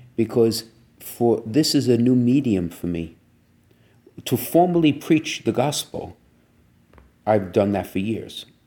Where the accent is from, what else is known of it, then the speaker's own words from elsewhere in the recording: New York City, New York, United States; I'm from Brooklyn